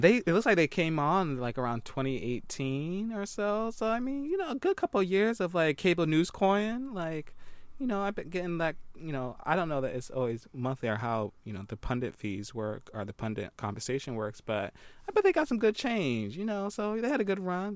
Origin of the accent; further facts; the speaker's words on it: Philadelphia, Pennsylvania, United States; I'm originally from Philly